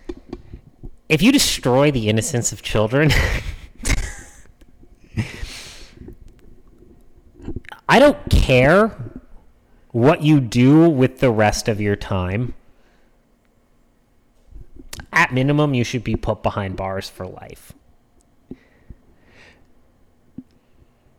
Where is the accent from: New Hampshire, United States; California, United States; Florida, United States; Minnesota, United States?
New Hampshire, United States; moved away; where we used to live in New Hampshire, and where I grew up in New Hampshire